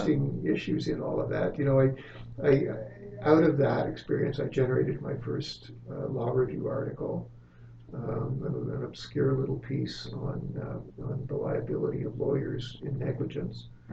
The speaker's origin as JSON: {"language": "English", "town": "Alliston", "region": "Ontario", "country": "Canada", "tie": "born or raised there", "said": "my hometown was Alliston"}